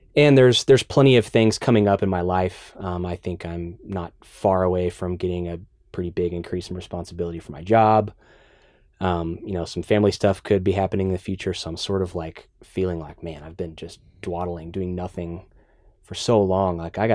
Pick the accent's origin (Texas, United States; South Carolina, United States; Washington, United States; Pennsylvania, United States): Texas, United States; Dallas; now in Austin, United States; Dallas. I grew up in Dallas.